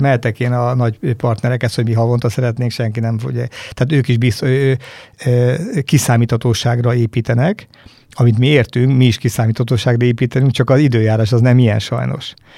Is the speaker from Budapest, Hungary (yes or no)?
no; Battonya, Békés, Hungary; én falusi gyerek vagyok, Batonyán születtem